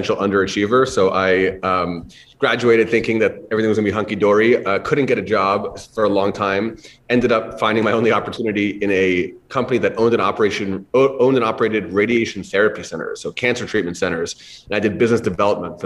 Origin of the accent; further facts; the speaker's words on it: Long Island, New York, United States; I grew up on Long Island